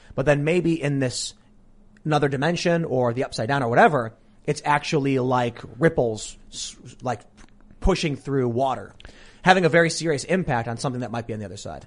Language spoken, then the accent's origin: English; Chicago, Illinois, United States; I'm from Chicago